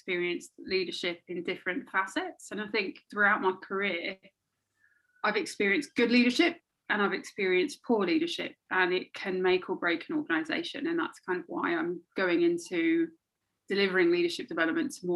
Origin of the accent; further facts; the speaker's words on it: London, United Kingdom; I'm from London rather than like the UK